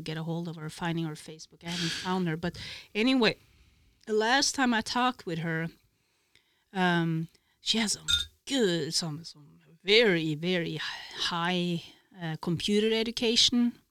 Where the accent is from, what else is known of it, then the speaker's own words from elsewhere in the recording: Norway; moved away as an adult; also born or lived in Italy; I came from Norway, I could just turn back home